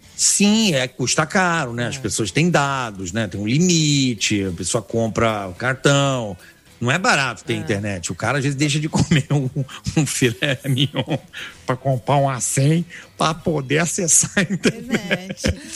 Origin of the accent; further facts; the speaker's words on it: Rio de Janeiro, Brazil; now in São Paulo, Brazil; como carioca, sou um botafoguense